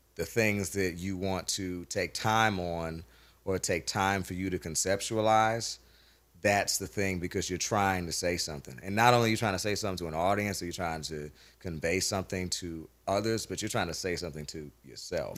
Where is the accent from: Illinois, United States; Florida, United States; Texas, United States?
Florida, United States; Jacksonville; also born or lived in Nashville; growing up in Jacksonville